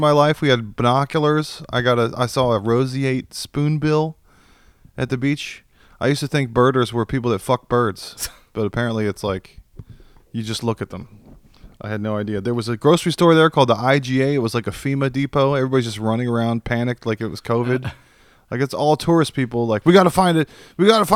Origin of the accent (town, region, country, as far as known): Austin, Texas, United States